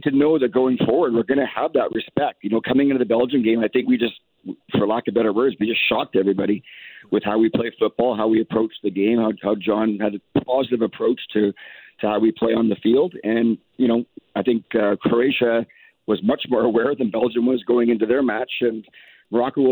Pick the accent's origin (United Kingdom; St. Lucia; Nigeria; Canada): Canada